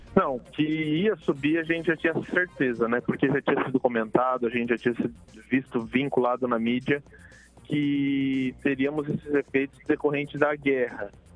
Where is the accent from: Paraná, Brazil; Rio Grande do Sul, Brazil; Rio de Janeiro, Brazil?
Paraná, Brazil; Maringá; Eu sou de Maringá, sou aqui da Zona 3